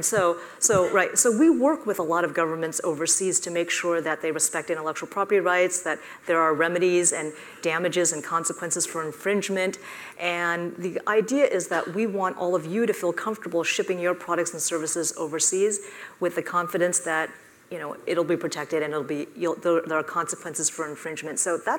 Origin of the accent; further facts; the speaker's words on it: California, United States; I grew up in the Silicon Valley. My dad was an engineer. I built a handheld radio with my dad in our living room.